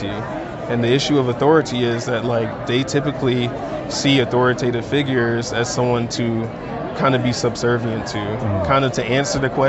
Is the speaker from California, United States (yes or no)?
no; North Carolina, United States; now in Denver, United States; I'm originally from North Carolina, but I currently attend the University of Denver